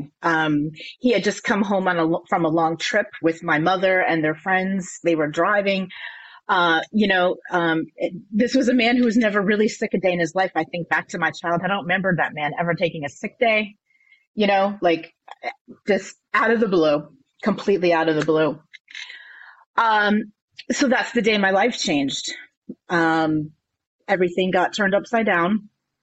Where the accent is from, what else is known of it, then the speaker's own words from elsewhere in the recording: Connecticut, United States; moved away as an adult; also born or lived in North Carolina; I was born and raised here in Connecticut, but I was living in North Carolina